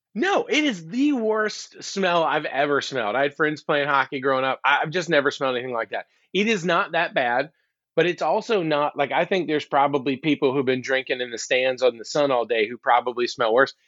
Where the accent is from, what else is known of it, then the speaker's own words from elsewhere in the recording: Alabama, United States; now in Georgia, United States; Growing up in Alabama and living in Georgia the rest of my life